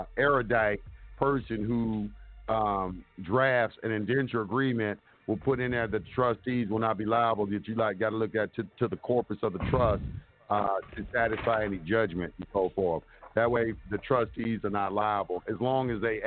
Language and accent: English; Dallas, Texas, United States; moved away; also born or lived in Atlanta / Los Angeles; I grew up, I'm from Oak Cliff in Dallas, Texas. And I went to Carter High School